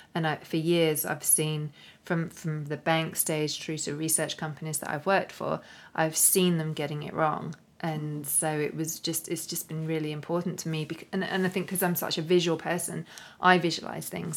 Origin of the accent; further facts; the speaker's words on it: London, United Kingdom; moved away as an adult; now in Australia; here in London, which was originally my hometown, uh, my original stomping ground before I moved to Australia.